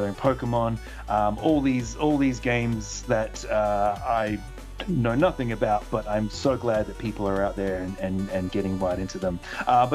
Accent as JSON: {"language": "English", "country": "Australia", "said": "we're Australian"}